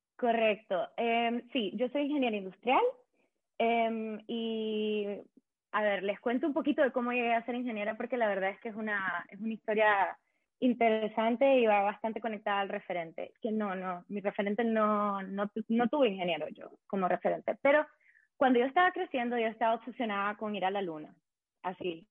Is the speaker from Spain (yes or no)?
no; Managua, Nicaragua; moved away as an adult; now in Berlin, Germany; soy una mujer nicaragüense, tengo 29 años, soy de Managua, em, llevo 8 años viviendo